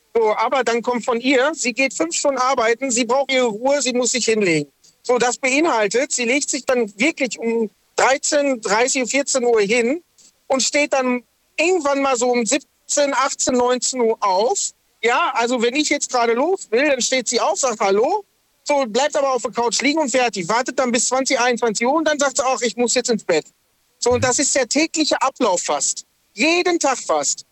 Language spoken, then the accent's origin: German; Lünen, North Rhine-Westphalia, Germany; also born or lived in Dortmund; now in Sindelfingen, Germany; ich bin eigentlich aus Dortmund, mhm. also aus dem Ruhrpott. Ähm, bin in Lünen groß geworden